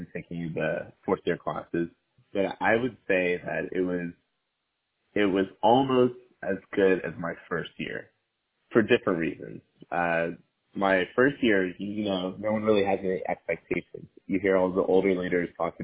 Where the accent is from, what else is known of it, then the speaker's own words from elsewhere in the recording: Atlanta, Georgia, United States; moved away as an adult; now in Boston, United States; I'm from Atlanta, Georgia.